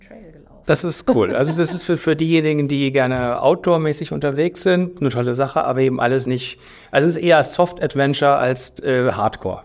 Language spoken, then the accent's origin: German; Northern Germany, Germany; Ich bin so ein Küstenmensch, ich komme ja aus dem Norden